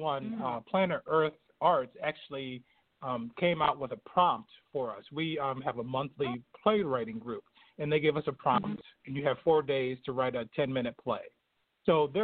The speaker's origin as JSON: {"language": "English", "town": "Binghamton", "region": "New York", "country": "United States", "tie": "born or raised there", "said": "I'm from upstate New York"}